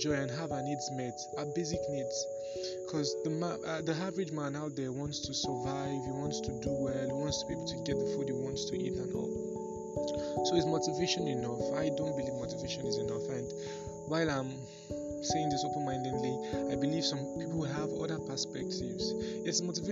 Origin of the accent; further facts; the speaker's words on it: Nigeria; I'm Nigerian by birth